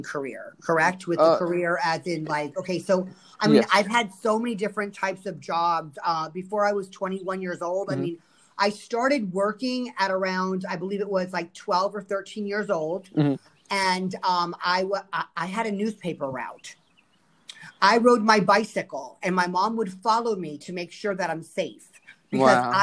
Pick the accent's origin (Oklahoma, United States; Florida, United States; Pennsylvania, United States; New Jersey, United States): Florida, United States; Fort Lauderdale; I am born and raised in Fort Lauderdale, Florida, and I grew up here, and I've never left